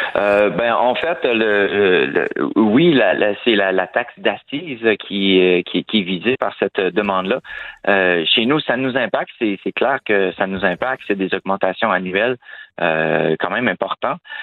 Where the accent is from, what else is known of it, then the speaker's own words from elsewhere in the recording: Quebec, Canada; chez nous, au Québec